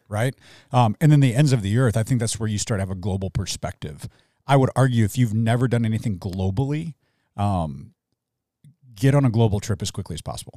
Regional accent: Midwest, United States; now in Tucson, United States; I came from the Midwest, like, near Kentucky

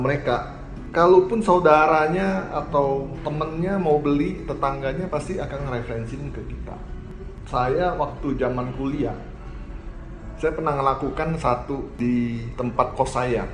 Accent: Palembang, South Sumatra, Indonesia; moved away as an adult; now in Bandung, Indonesia; saya dari Palembang ke Bandung itu tahun 91 92 saya masuk ke Universitas Maranatha

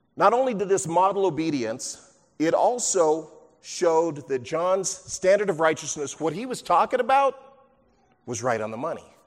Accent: near Huntington Beach, California, United States; growing up near Huntington Beach

